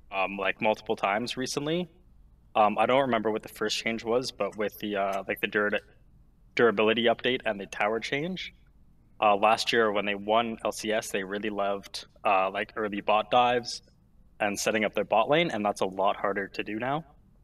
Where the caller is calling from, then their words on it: Ontario, Canada; I am calling from Ontario, Canada.